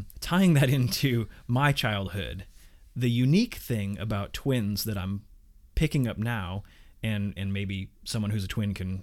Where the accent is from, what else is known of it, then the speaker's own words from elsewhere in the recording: Indiana, United States; I grew up in Indiana